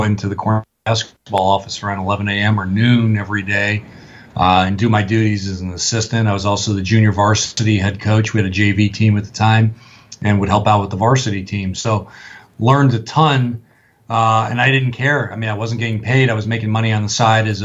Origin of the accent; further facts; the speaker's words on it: Los Angeles, California, United States; moved away as an adult; also born or lived in upstate New York; I'm a West Coast guy. I'm from Los Angeles